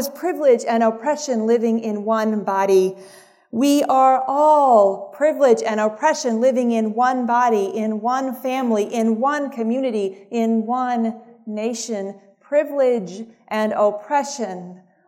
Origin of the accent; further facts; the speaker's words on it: Mississippi, United States; I grew up in Mississippi